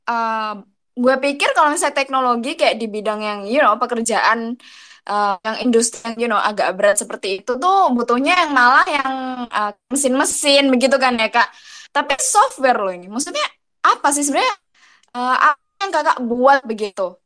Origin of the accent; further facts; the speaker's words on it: Malang, East Java, Indonesia; now in Jakarta, Indonesia; Iya, sekarang gue sayangnya tidak di Malang ya, saya merantau ke Jakarta.